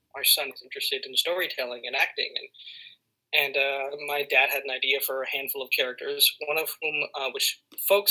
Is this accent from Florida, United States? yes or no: no; Los Angeles, California, United States; So I grew up in the City of Angels in Los Angeles